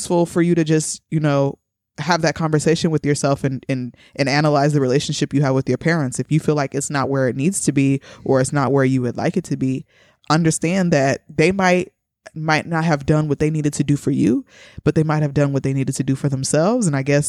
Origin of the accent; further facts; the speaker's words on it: Nigeria; accent: Nigerian; But I didn't even do my Nigerian accent this whole time.